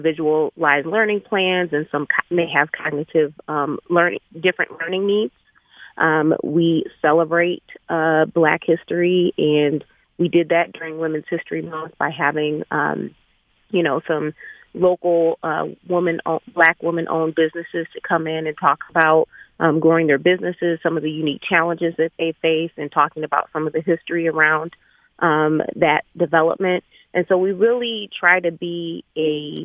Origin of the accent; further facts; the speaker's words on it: Birmingham, Michigan, United States; I've been in the Birmingham Public School District